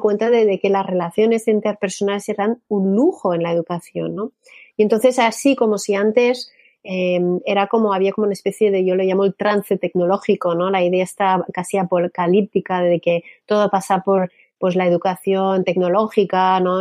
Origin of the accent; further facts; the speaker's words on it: Canada; Spanish is a second language; moved away as an adult; now in Spain; yo que soy canadiense